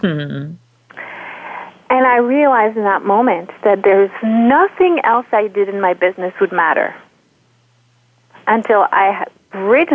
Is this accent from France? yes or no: yes; France; moved away as an adult; now in United States; I am from France. I grew up in France. And I've been in the U.S. about 16 years at this point